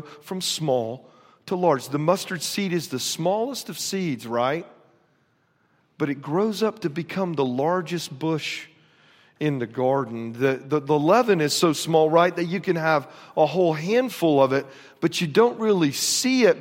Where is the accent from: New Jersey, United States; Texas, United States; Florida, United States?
Florida, United States; moved away; I grew up in Florida